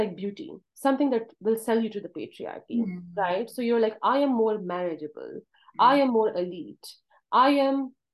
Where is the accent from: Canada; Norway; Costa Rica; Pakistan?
Pakistan; Kohat, Khyber Pakhtunkhwa; moved away as an adult; now in United States; when I was growing up in Kohat